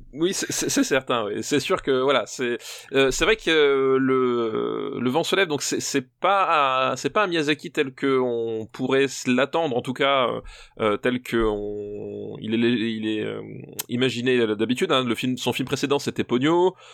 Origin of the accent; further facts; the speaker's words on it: Alsace, Grand Est, France; je suis alsacien